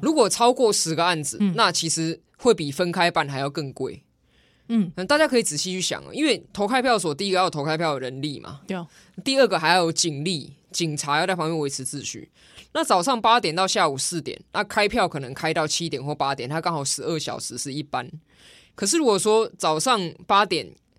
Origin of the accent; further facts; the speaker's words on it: Taiwan; 我们台湾人